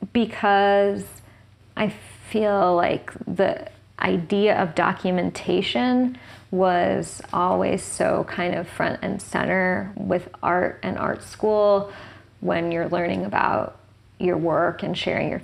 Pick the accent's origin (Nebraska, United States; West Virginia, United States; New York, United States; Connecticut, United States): New York, United States; New York City; where I grew up in Tribeca in the 90s or in the 80s